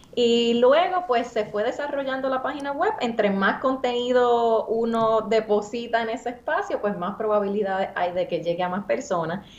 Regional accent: San Sebastián, Puerto Rico; accent: Puerto Rican; yo hablo como una boricua de 31 años que nació y se crió en San Sebastián

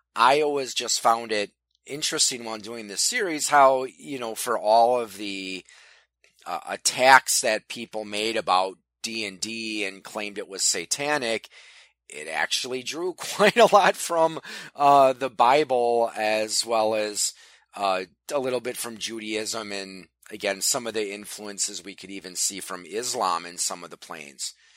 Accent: Wisconsin, United States; Wisconsin, my home state

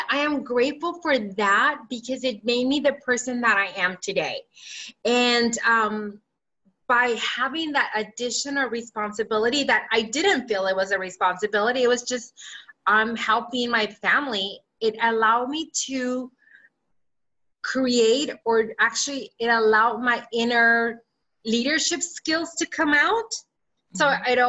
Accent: California, United States; English is a second language; i learned english as a second language in third and fourth grade and then i remembered um, I grew up in the San Gabriel Valley back when, um, if you're, if that's in Southern California.

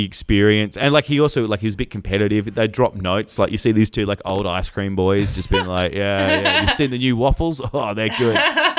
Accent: Hobart, Tasmania, Australia; So Hobart.

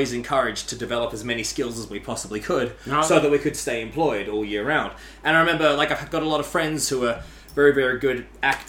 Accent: Australia; first language English; moved away as an adult; also born or lived in Asia

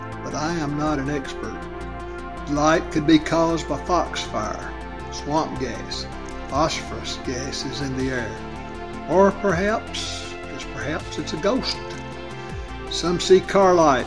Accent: Chapel Hill, Tennessee, United States; moved away as an adult; now in Tullahoma, United States; I grew up in Chapel Hill, graduated from Forest.

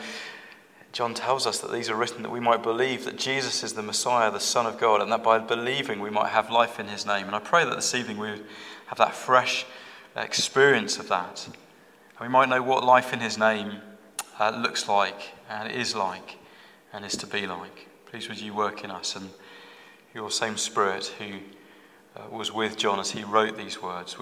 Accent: London, United Kingdom; moved away as an adult; now in Black Country, United Kingdom; I was born in London, but we've been in the Black Country for 16 years now

